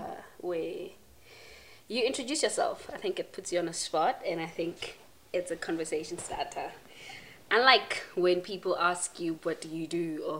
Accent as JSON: {"language": "English", "town": "Fochville", "region": "Gauteng", "country": "South Africa", "tie": "born or raised there", "said": "you grew up in Fochville and Foch, well, some pronounce it Fochville, some pronounce it Fochville."}